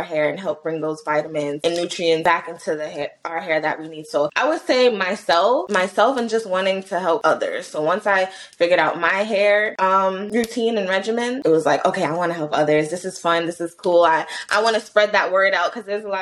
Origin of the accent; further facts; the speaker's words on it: New York City, New York, United States; Born and raised in New York City, 23 years old.